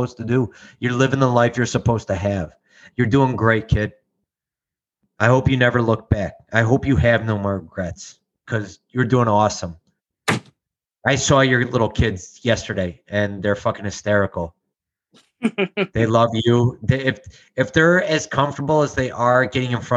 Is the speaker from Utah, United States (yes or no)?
no; Chicago, Illinois, United States; I'm from legit Chicago. It's called Canaryville.